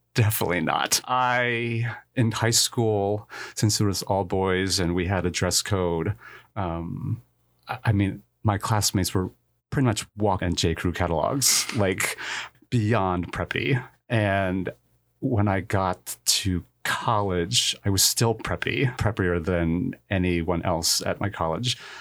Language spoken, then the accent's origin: English; New Jersey, United States; I was born in a small town in New Jersey, about half an hour west of New York City